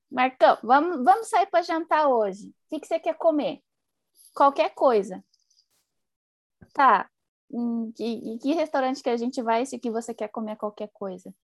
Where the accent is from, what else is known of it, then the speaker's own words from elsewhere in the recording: Paraná, Brazil; moved away; eu sou lá do Paraná